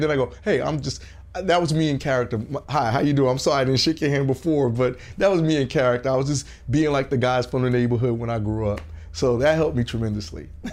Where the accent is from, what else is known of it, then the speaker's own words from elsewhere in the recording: New York City, New York, United States; also born or lived in Augusta, Georgia; now in Los Angeles, United States; growing up in Brooklyn